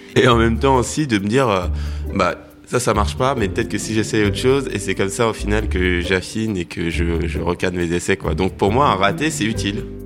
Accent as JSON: {"language": "French", "area": "Seine-et-Marne", "region": "Île-de-France", "country": "France", "tie": "born or raised there", "said": "J'ai grandi euh, en Seine-et-Marne, à, à en brie"}